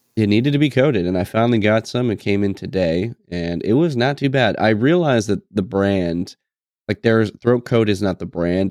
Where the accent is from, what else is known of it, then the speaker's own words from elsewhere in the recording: New England, United States; moved away as an adult; I'm obviously from New England